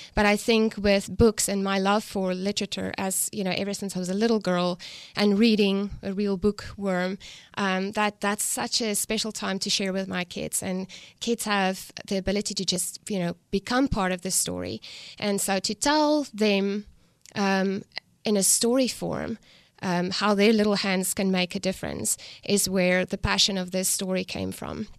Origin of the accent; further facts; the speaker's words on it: South Africa; accent: South African; moved away as an adult; now in United States; I'm from South Africa. I grew up on a farm, um, raised and born, you know, there